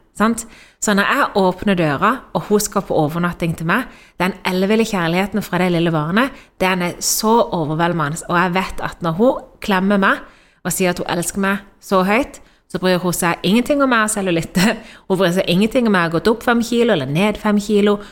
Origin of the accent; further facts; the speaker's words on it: Norway; also born or lived in Spain; hjemme i Norge, fordi akkurat nå så sitter vi her i Spania